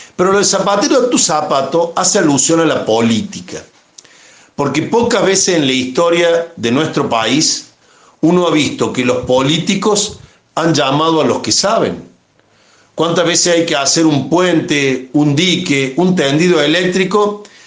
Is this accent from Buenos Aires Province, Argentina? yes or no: no; Córdoba, Argentina; somos cordobeses, argentinos